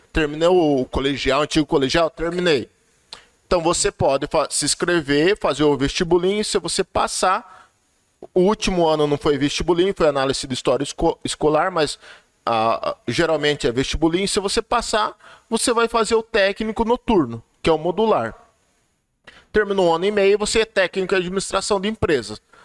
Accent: Cajati, São Paulo, Brazil; eu sou de Cajati, eu sou cajatiense

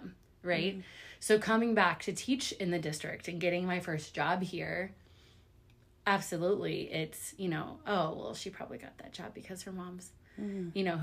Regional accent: Lee's Summit, Missouri, United States; I grew up here in Lee Summit

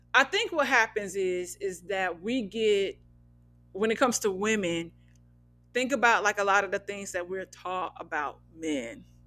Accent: Midwest, United States; now in Los Angeles, United States; I'm from the Midwest, so it's not always just this flat, dry, monotone thing

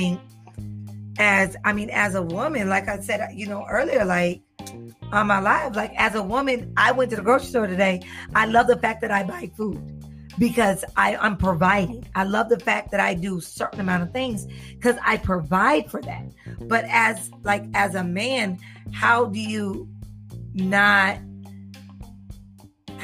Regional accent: the South, United States; I'm from the South

